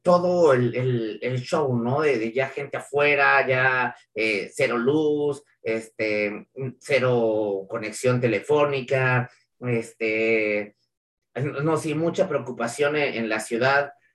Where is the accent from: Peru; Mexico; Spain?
Mexico; somos mexicanos